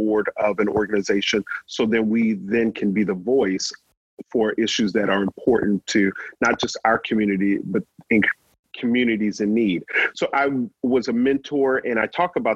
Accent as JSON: {"language": "English", "town": "New Orleans", "region": "Louisiana", "country": "United States", "tie": "born or raised there", "said": "I grew up in New Orleans"}